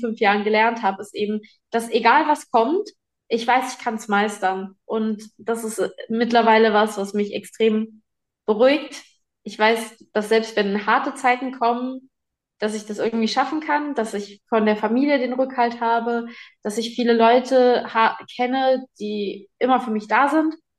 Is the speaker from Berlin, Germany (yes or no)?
no; Giessen, Hesse, Germany; moved away; Geboren bin ich in Gießen.